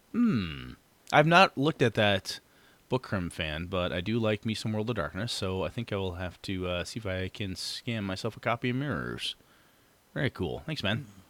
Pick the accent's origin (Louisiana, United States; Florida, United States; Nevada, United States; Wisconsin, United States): Wisconsin, United States; Wausau; moved away; I will be up in Wausau, Wisconsin, my hometown